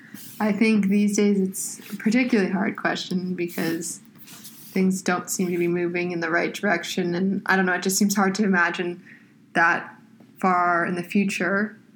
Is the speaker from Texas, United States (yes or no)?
no; California, United States; I'm from California. I go to Georgetown. I am 20 years old.